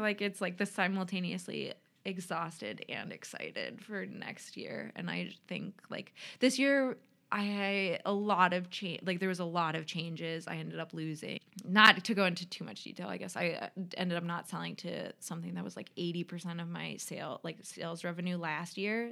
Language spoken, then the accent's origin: English; Minneapolis, Minnesota, United States; moved away as an adult; also born or lived in Washington State; now in Rochester, Minnesota, United States; I grew up in the cities, and my parents still live in Eagan